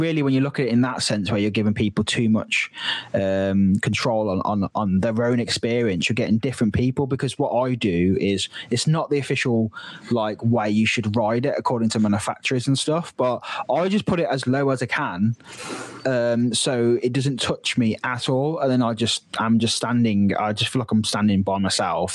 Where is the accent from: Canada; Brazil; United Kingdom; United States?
United Kingdom; near Drayton Manor, West Midlands; growing up near Drayton Manor